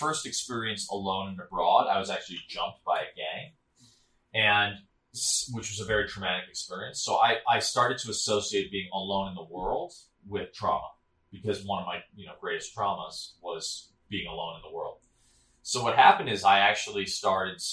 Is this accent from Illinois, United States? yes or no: yes; Chicago, Illinois, United States; moved away as an adult; also born or lived in Sri Lanka; I grew up in Chicago in the city